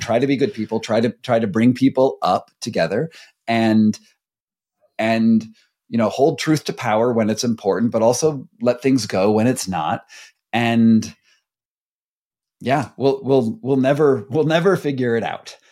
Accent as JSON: {"language": "English", "country": "United States", "said": "we come from America"}